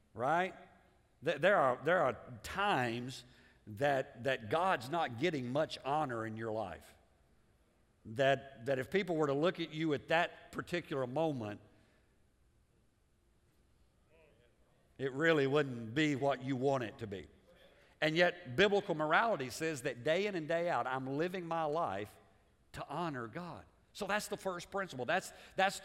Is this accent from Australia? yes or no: no; United States; as American